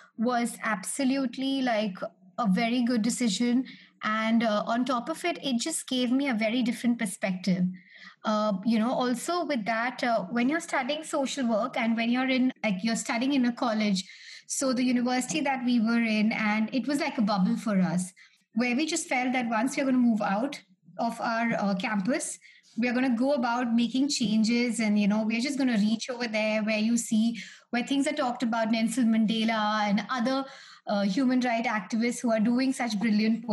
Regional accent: Delhi, India; I'm from Delhi, India

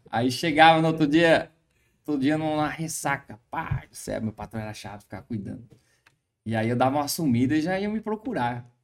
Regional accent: Bela Vista, Mato Grosso do Sul, Brazil; Mato Grosso do Sul. Mato Grosso.

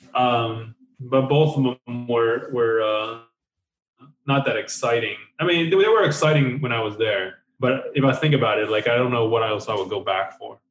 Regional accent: Taiwan; moved away; I was born in Taiwan

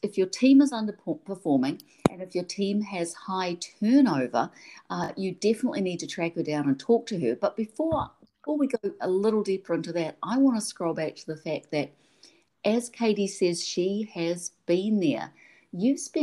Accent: New Zealand; accent: Kiwi; my Kiwi accent

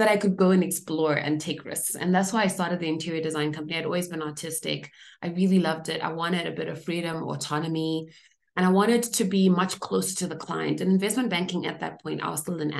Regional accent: Zimbabwe; moved away; I grew up in Zimbabwe, where we, you know, had just achieved independence just around the time that I was born

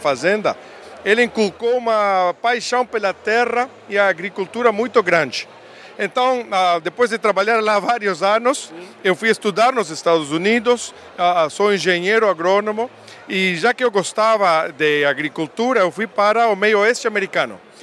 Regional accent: Uruguay; accent: Uruguayan; Portuguese is a second language; moved away as an adult; also born or lived in Montevideo, Uruguay / United States; now in Brazil; Eu, sou sotaque uruguaio. Eu nasci lá em Montevideo, mas eu me criei numa fazenda.

